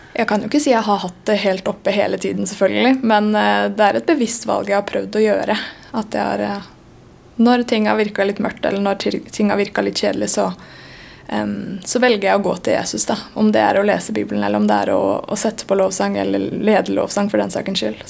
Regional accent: Sandefjord, Vestfold, Norway; now in Bergen, Norway; jeg flytta fra Sandefjord

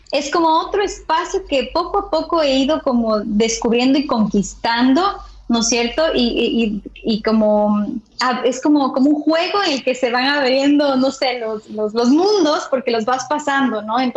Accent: Andes, Ecuador; born there; also born or lived in Amazonía / Quito; now in Guayaquil, Ecuador; Yo nací en, en los Andes, me quedé en la Amazonía, pero ahora eh, eh, estuve viviendo muchos años en Quito y ahora estoy en Guayaquil, ¿no?

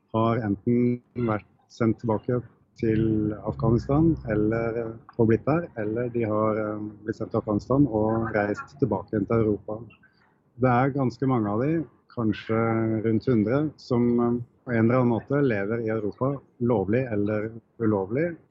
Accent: Norway; det er jo litt trasig å være fra Norge

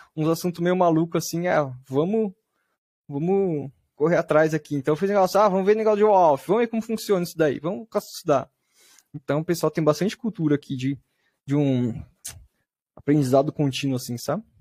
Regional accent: Bauru, São Paulo, Brazil; eu sou de Bauru, do interior de São Paulo.

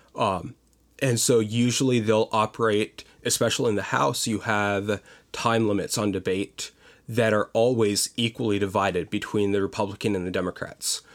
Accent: Pottsville, Pennsylvania, United States; moved away as an adult; now in Virginia, United States; I grew up in a small town, or smallish town, of about fifteen thousand people called Pottsville, Pennsylvania.

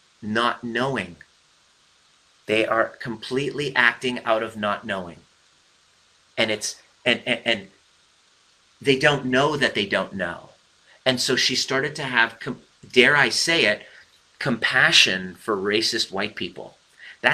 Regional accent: Iran; I'm Persian.

